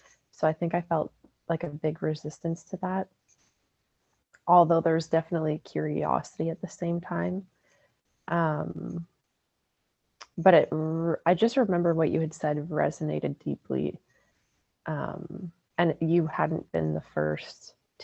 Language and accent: English; Sudbury, Ontario, Canada; I'm from Sudbury, Ontario